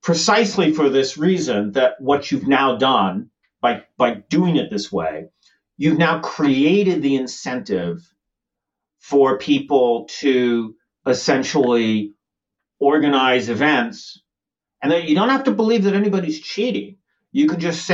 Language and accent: English; United States; as an American